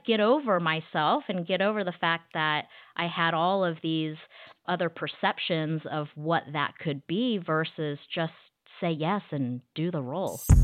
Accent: Wichita, Kansas, United States; moved away as an adult; now in Dallas, United States; I'm originally from Wichita, Kansas, but I've been living in Dallas, Texas for the last twenty-plus years.

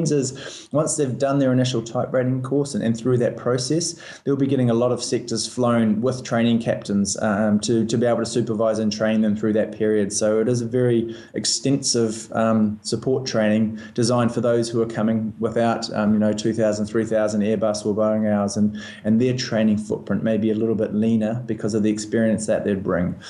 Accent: Christchurch, Canterbury, New Zealand; moved away as an adult; also born or lived in Auckland / Colorado / Canada / Scotland; now in Dubai, United Arab Emirates; I'm from New Zealand. I was um, born and raised in Christchurch

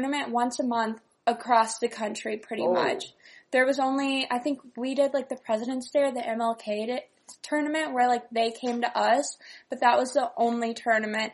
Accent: Northern California, United States; I grew up in California, Northern California, and I originally was a figure skater.

